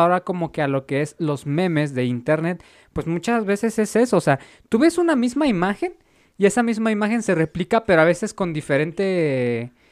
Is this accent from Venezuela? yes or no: no; Mexico; nuestro país